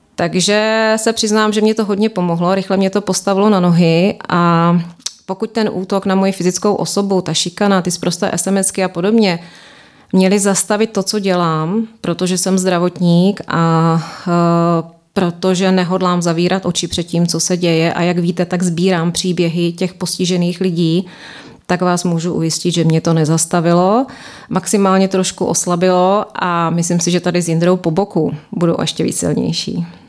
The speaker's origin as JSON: {"language": "Czech", "town": "Brno", "region": "South Moravian Region", "country": "Czechia", "moved": "as an adult", "lives_now": "London, United Kingdom", "said": "jsem vedoucí sestra na Áro a jsem z Brna"}